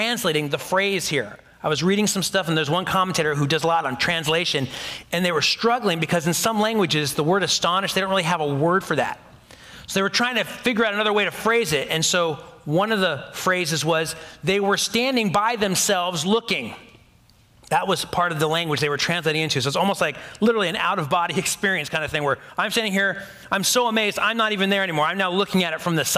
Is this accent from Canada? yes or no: no; United States; That's just how American I am. I'm so American, right?